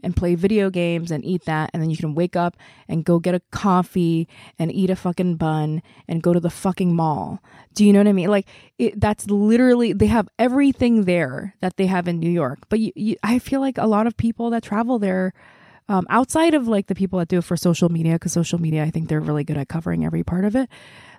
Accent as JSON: {"language": "English", "country": "South Korea", "second_language": "English", "said": "Let me tell you, everywhere I went, I was like, I am from Korea."}